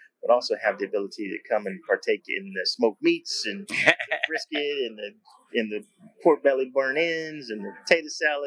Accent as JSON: {"language": "English", "region": "Texas", "country": "United States", "said": "I'm from Texas"}